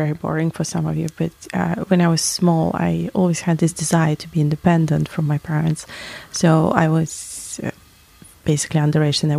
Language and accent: English; Latvia; moved away; where I was born in Latvia.